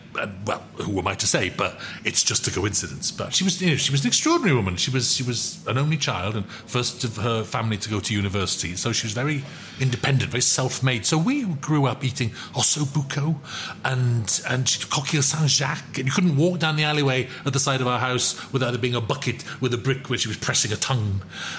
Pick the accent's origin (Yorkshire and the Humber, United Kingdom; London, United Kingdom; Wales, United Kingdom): Wales, United Kingdom; Swansea; also born or lived in Manchester; Yes. Lovely Swansea.